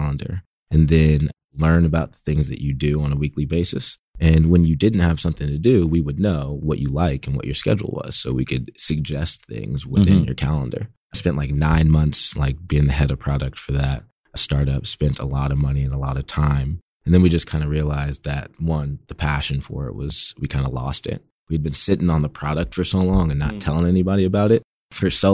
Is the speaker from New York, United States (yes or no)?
no; Berkeley, California, United States; I grew up in Berkeley, California, about 15 minutes away from San Francisco